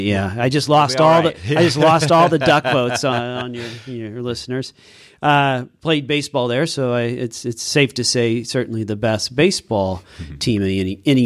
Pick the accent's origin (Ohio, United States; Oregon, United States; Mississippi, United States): Oregon, United States; Roseburg; also born or lived in Baltimore; Roseburg native. My two brothers and I were born and raised in Roseburg. Three sons of a butcher and homemaker. Neither one of my parents graduated from high school.